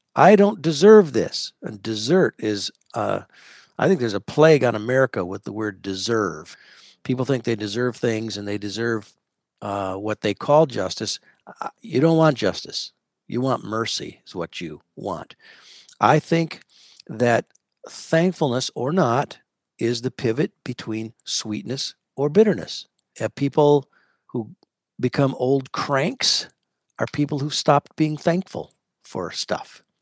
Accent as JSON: {"language": "English", "country": "United States", "said": "I'm an American murmurer."}